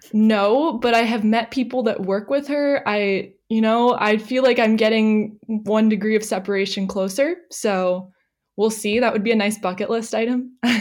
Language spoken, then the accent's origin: English; San Diego, California, United States; moved away as an adult; now in Australia; I am originally from San Diego, California